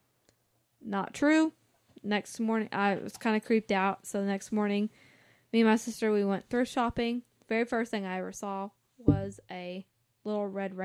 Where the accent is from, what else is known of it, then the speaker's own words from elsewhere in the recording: the South, Southern United States, United States; I'm from the Southern